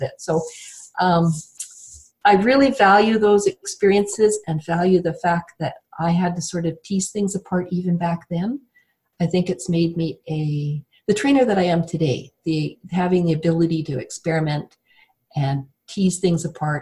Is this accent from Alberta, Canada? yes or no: yes; Banff, Alberta, Canada; I was born in Banff, Alberta. And there's not very many people that can sort of say that. Banff used to be a very tiny little tourist town. Mm. And when I was growing up